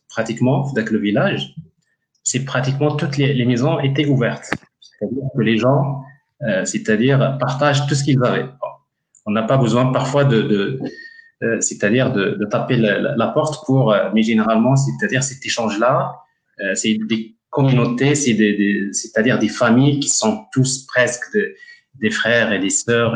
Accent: Ouarzazate, Drâa-Tafilalet, Morocco; un village um, qui s'appelle Isfoutalil donc Isfoutalil est un village à l'entrée de, la ville de Ouarzazate et c'est un village euh, en fait euh, là où j'ai grandi

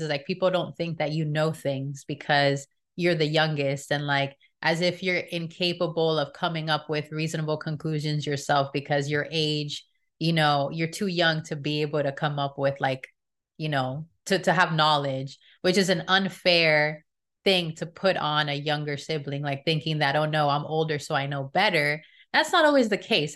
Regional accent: Miami, Florida, United States; we grew up in Miami, so there's a lot of Hispanic people there

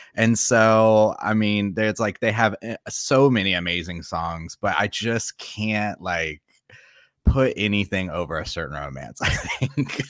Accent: Florida, United States; moved away as an adult; now in South Korea; I am from Florida

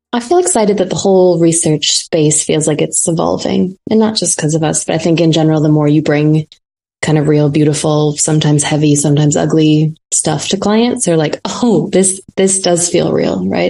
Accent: Fargo, North Dakota, United States; now in New York, United States; I grew up in North Dakota

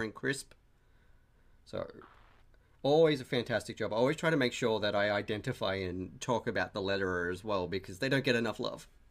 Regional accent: Australia; we're both Australian

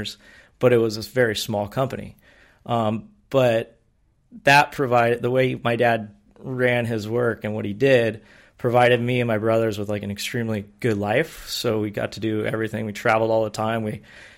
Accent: San Diego, California, United States; born and raised in San Diego, my entire life been here.

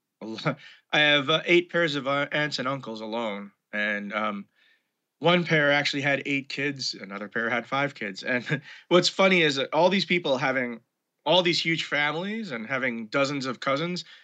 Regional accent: New York City, New York, United States; also born or lived in Brooklyn; I was born in Brooklyn, to be precise, but I grew up in Manhattan

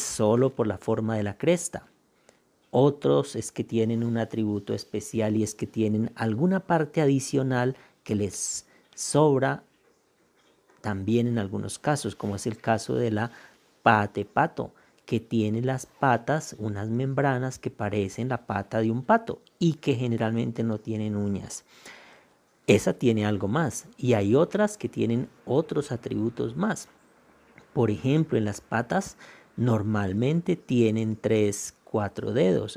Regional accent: Tolima, Colombia; soy un campesino del Tolima que desde hace unos 24 años

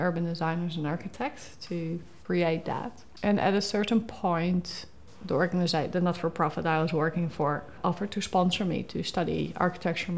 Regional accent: Rotterdam, South Holland, Netherlands; moved away as an adult; now in Tasmania, Australia; I grew up in Rotterdam

